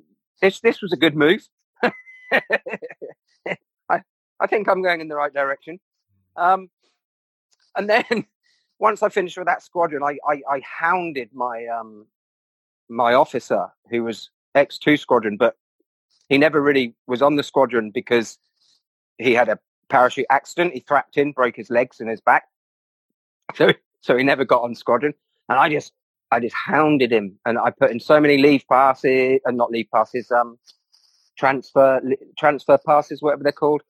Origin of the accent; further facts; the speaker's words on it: Reading, South East England, United Kingdom; I grew up in Reading